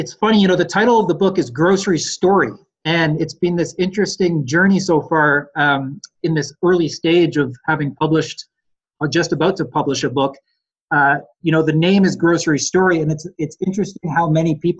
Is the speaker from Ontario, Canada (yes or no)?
yes; Ontario, Canada; moved away as an adult; now in Nelson, Canada; I grew up in Ontario and came out here about 13, 14 years ago now.